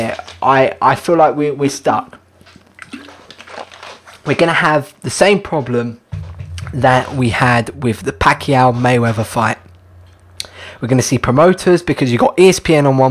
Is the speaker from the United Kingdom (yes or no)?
yes; United Kingdom; As a Brit myself